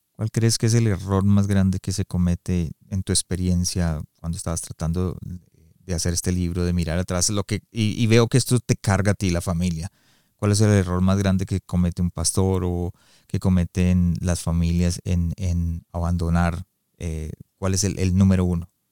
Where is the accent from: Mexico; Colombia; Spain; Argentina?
Colombia; now in Calgary, Canada; yo soy colombiano